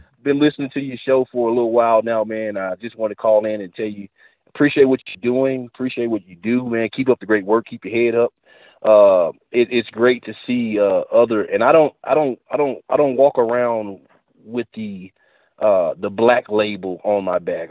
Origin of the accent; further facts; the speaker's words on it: United States; I'm an American